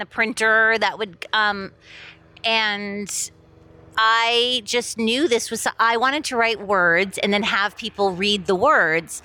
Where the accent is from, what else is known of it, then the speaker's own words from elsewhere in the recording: Miami, Florida, United States; moved away as an adult; also born or lived in Boston, United States; now in Los Angeles, United States; I grew up in Miami